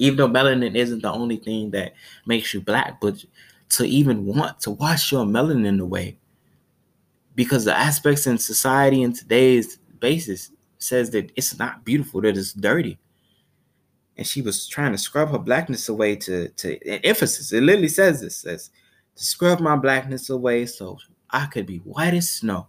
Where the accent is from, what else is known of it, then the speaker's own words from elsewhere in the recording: Chicago, Illinois, United States; I'm from Chicago, Chicago, Illinois